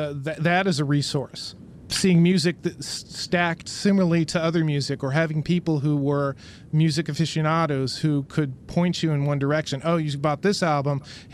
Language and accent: English; Midwest, United States; I'm an older gentleman like you, and I remember, you know, I grew up in the Midwest